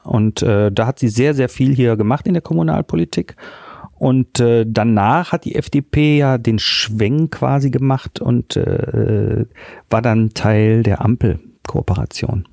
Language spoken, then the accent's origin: German; Düsseldorf, North Rhine-Westphalia, Germany; Ich bin Düsseldorfer und als solcher kennt man die Kö natürlich